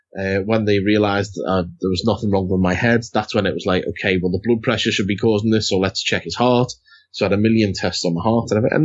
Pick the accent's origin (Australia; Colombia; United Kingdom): United Kingdom; God, we're so British talking about the weather.